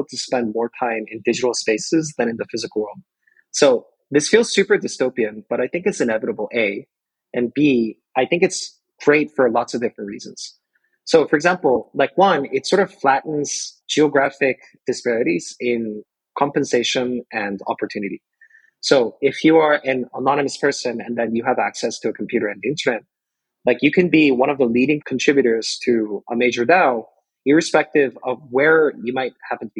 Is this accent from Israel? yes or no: no; South Korea; When I was growing up in Korea